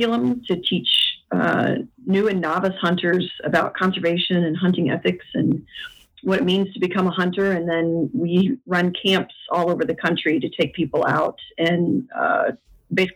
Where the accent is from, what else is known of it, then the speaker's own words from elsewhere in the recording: West Central Indiana, United States; I am from West Central Indiana